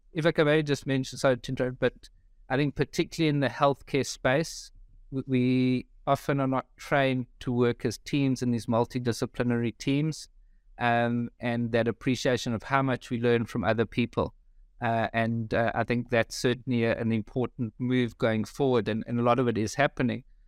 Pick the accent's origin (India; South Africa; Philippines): South Africa; moved away as an adult; now in Melbourne, Australia; I grew up in South Africa, been in Melbourne now for just over three years.